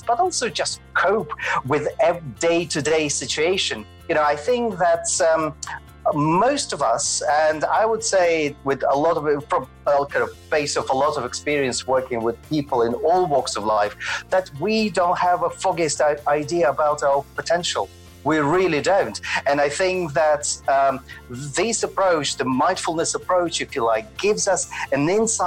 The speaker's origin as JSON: {"language": "English", "region": "Moscow", "country": "Russia", "tie": "born or raised there", "also_born_or_lived": "Glasgow / Edinburgh", "moved": "as an adult", "lives_now": "Scotland, United Kingdom", "said": "I was born in Moscow and trained in Moscow Ballet Academy and danced professionally as a classical"}